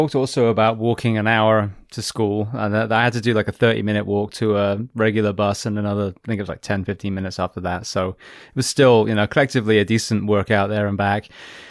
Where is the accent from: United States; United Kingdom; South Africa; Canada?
United Kingdom; England; I'm English